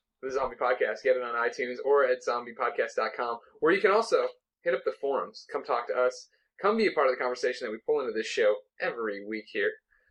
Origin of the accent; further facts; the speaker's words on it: Midwest, United States; I was raised in the Midwest.